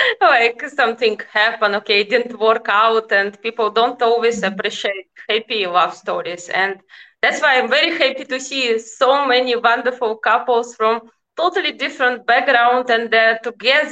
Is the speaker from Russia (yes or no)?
yes; Russia; now in Netherlands; I am originally from Russia